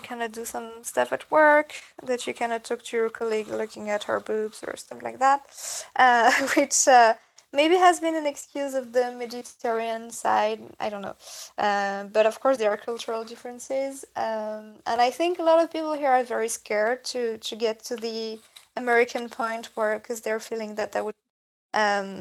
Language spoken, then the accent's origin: English; Switzerland; moved away as an adult; also born or lived in New York; now in France; I've been living in France only for 6 years because I'm from Switzerland.